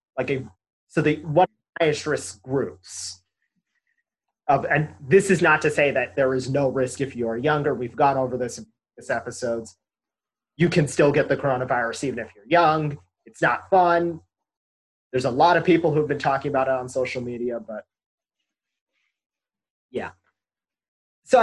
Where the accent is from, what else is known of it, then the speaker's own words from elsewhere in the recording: West Valley, Arizona, United States; I'm from the West Valley